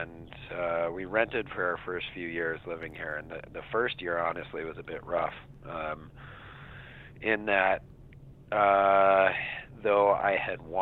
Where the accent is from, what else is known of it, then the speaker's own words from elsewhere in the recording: Santa Fe, New Mexico, United States; also born or lived in East Coast / West Coast; now in Vashon, United States; I grew up in Santa Fe, New Mexico, which is a smaller town